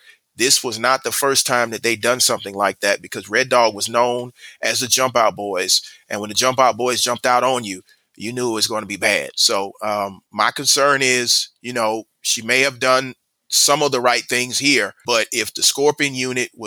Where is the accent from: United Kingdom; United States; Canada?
United States; Atlanta, Georgia; I'm born and raised in Atlanta